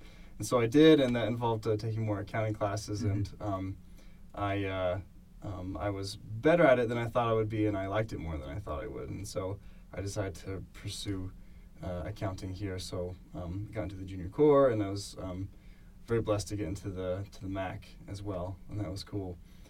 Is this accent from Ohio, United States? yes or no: no; Connecticut, United States; moved away as an adult; also born or lived in Utah / London, United Kingdom; now in Bath, United Kingdom; I grew up in Connecticut. I came to BYU probably in 2003, served a mission in there